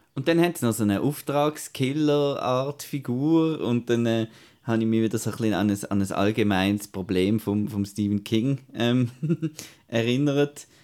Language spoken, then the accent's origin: German; Switzerland; bei uns in der Schweiz